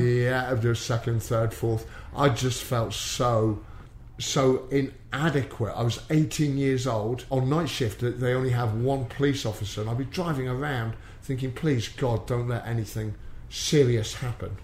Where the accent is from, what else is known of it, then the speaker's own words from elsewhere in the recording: Exeter, South West England, United Kingdom; also born or lived in Plymouth; I was brought up in Exeter